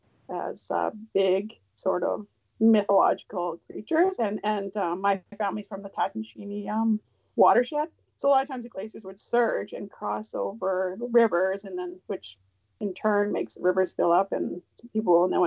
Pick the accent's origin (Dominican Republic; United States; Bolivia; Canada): Canada; Champagne and Aishihik First Nations, Yukon; I'm from the Champagne Ajax First Nation in the Yukon, Southern Toshone